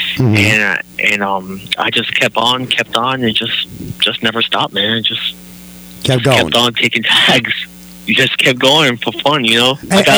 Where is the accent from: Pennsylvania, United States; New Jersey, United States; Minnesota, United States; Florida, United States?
Florida, United States; I'm from Central Florida, that's right.